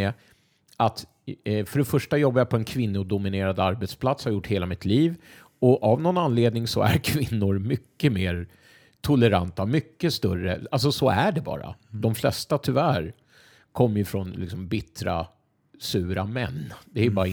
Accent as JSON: {"language": "Swedish", "country": "Sweden", "said": "jag är från Sverige"}